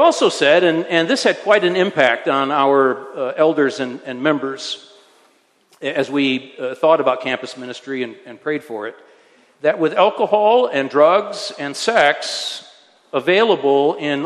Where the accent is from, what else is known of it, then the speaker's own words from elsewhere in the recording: Michigan, United States; now in Switzerland; I served a church for a time in my home state of Michigan